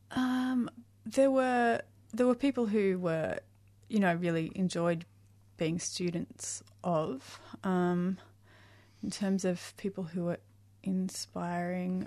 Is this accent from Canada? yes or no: no; Mildura, Victoria, Australia; I was born in Mildura, mm-hmm. and I came from you know, a small country town